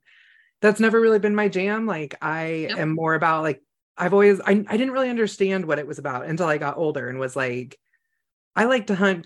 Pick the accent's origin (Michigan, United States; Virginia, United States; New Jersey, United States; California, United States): California, United States; Northern; I grew up in Northern California, which is actually very country